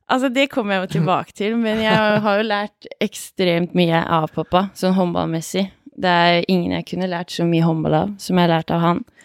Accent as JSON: {"language": "Norwegian", "town": "Hamar", "region": "Innlandet", "country": "Norway", "tie": "born or raised there", "also_born_or_lived": "Ringsaker", "said": "jeg vokste opp på Hamar vest."}